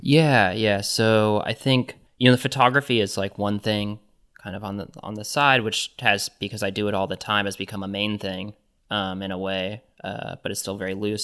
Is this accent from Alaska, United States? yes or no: no; Johnson County, Kansas, United States; I grew up in Johnson County, which is in Kansas.